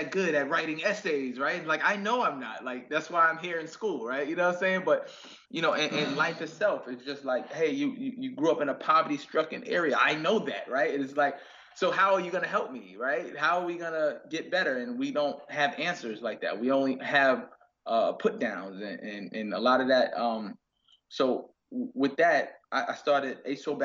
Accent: New York City, New York, United States; being from Queens and growing up in Queens have made me super independent

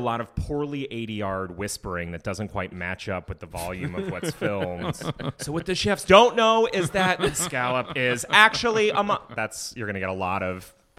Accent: Massachusetts, United States; moved away; also born or lived in New York; I'm from Massachusetts

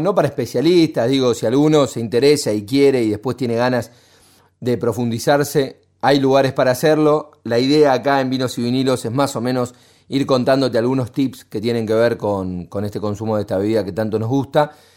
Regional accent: Argentina; los argentinos a veces somos muy pesimistas

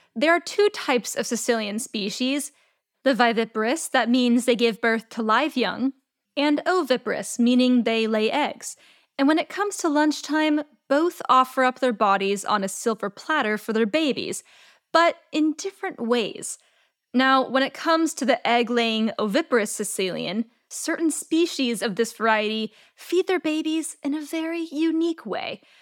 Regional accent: California, United States; my home state of California

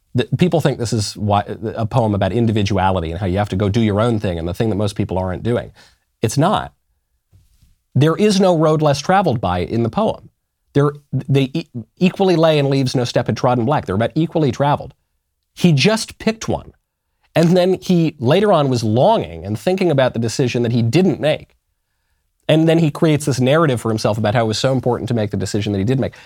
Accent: New York, United States; I'm a New Yorker

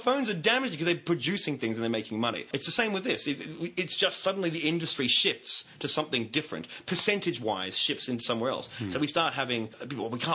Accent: Australia; as an Australian

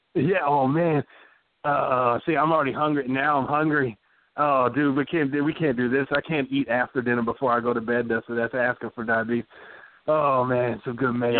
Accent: Texas, United States; I'm a Southern man to my core. I grew up in Texas. My family's from Louisiana

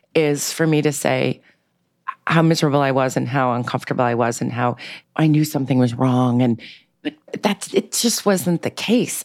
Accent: New York City, New York, United States; I grew up in New York City in a very eclectic, bohemian, um, uh, diverse way in Manhattan

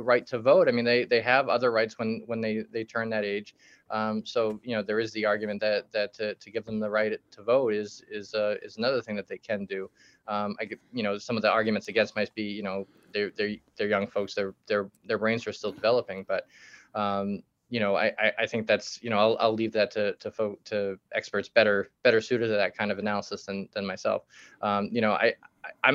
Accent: Quincy, Massachusetts, United States; south of Boston, where I grew up in Quincy

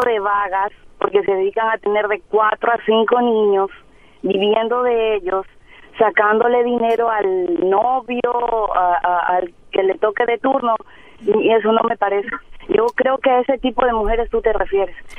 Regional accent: Ecuador; moved away as an adult; now in Monterrey, Mexico; Yo soy de Ecuador

